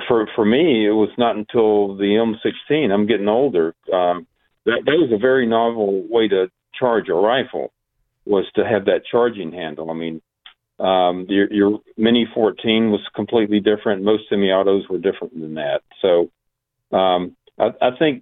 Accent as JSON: {"language": "English", "country": "United States", "said": "I'm an American"}